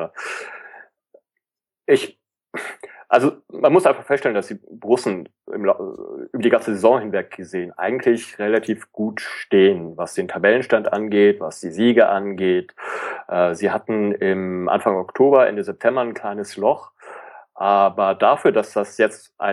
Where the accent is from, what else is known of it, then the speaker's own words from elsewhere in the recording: Hamburg, Germany; also man ist froh als Hamburger über jedes Stückchen Konstanz